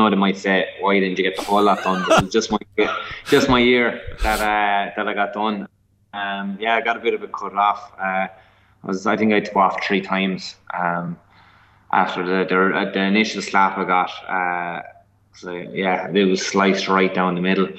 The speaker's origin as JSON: {"language": "English", "area": "Tipperary", "region": "Munster", "country": "Ireland", "also_born_or_lived": "Dublin", "moved": "as an adult", "said": "I'm from Tip. My family's from Tip"}